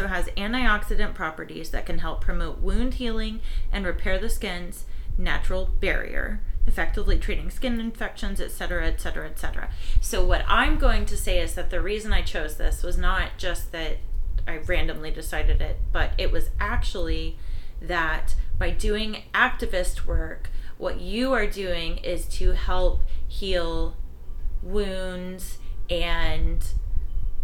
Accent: Lenoir City, Tennessee, United States; growing up in Lenoir City, Tennessee

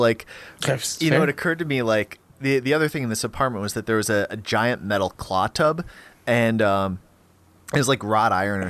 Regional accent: Grand Forks, North Dakota, United States; in Grand Forks, which is this like little iceberg on the prairie in North Dakota.

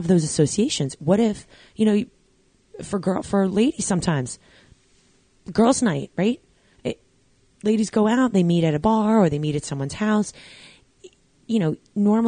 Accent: Long Island, New York, United States; moved away as an adult; now in Jersey Shore, United States; where I grew up on Long Island

